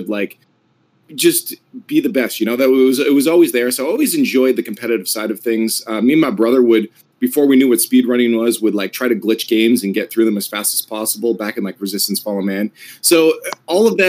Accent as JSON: {"language": "English", "country": "Canada", "said": "As a Canadian"}